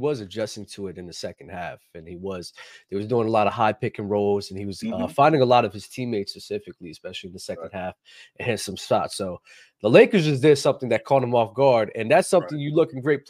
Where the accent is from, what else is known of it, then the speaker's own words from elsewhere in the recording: Trenton, New Jersey, United States; I'm from Trenton